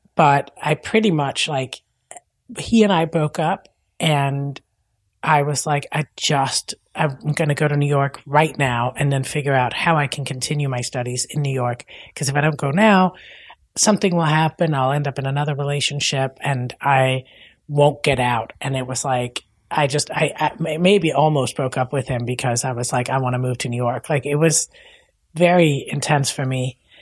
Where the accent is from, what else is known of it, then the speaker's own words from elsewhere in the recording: Denmark; English is a second language; moved away as an adult; now in United States; I'm from Denmark